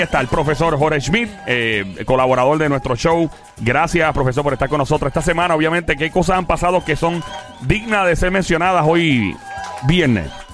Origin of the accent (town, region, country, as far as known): Puerto Rico